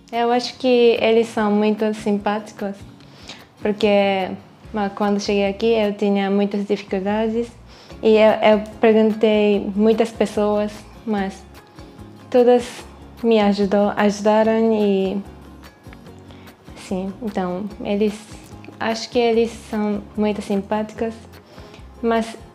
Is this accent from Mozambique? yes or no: no; Japan; Portuguese is a second language; moved away as an adult; now in Braga, Portugal; eu nasci e cresci no Japão